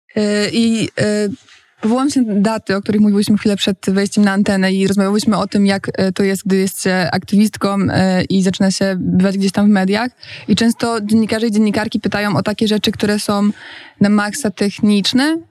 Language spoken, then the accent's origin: Polish; Poznań, Greater Poland, Poland; moved away as an adult; now in Warsaw, Poland; jestem aktywistką klimatyczną z Poznania, e, która od jakiegoś czasu jest już w Warszawie